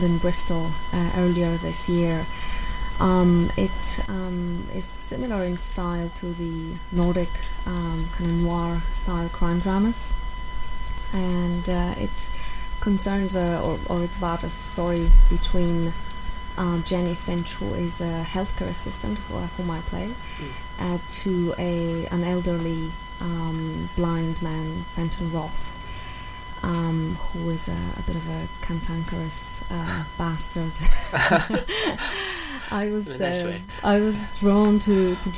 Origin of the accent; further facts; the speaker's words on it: Poland; English is a second language; moved away as an adult; also born or lived in Ireland; now in Dublin, Ireland; I'm from Poland. I've been living in Ireland for over 7 years now.